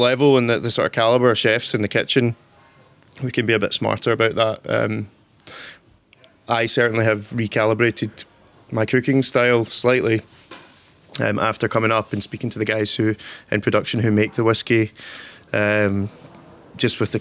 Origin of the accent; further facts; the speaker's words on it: Torrance, Scotland, United Kingdom; I'm from a wee village called Torrance. It's kind of countryside